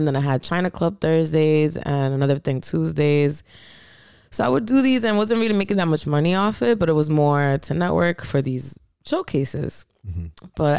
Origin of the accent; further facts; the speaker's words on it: Landstuhl, Rhineland-Palatinate, Germany; born there; So, they were stationed in Hamburg, I believe. And I was born in a hospital in Landstuhl.